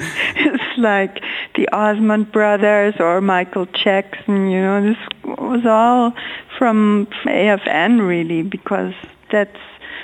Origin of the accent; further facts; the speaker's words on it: a little village south of Munich, Bavaria, Germany; I grew up in a little village outside of Munich, south of Munich, which was near the American base at the time.